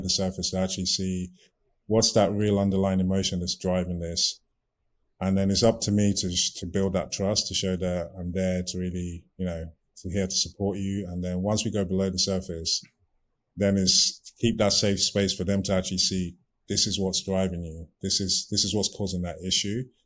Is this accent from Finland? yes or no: no; Nigeria; also born or lived in United Kingdom; now in Maryland, United States; I'm from Nigeria